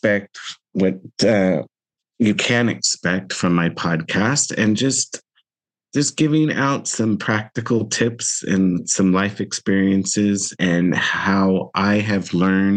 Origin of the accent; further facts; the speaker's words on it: Central Valley, California, United States; I grew up in the Central Valley, grew up in Armenian household